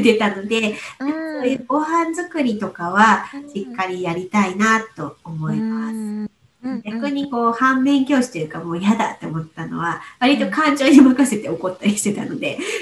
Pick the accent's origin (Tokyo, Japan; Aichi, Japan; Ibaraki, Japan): Aichi, Japan; moved away as an adult; 私が愛知県出身なので、もう今実家がすぐ近くなんですね